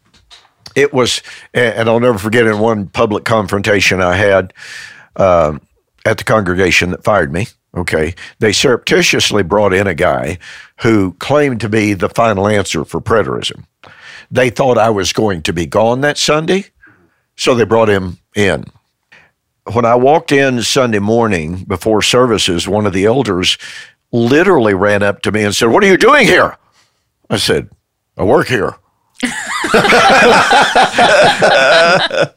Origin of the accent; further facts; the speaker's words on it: Prairie Grove, Arkansas, United States; moved away; also born or lived in Shawnee, Oklahoma / Ardmore, Oklahoma; I was born in Prairie Grove, Arkansas, at the Elizabeth Hospital